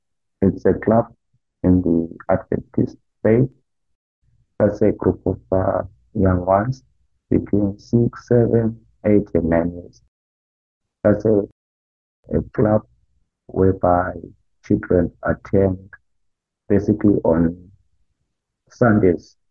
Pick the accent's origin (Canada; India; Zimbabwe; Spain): Zimbabwe; moved away as an adult; now in United States; I had a good time in my home country, in Zimbabwe, where I grew up.